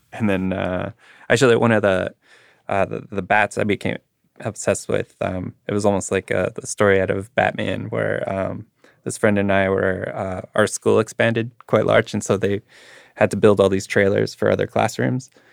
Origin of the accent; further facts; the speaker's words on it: Winnipeg, Manitoba, Canada; growing up in Winnipeg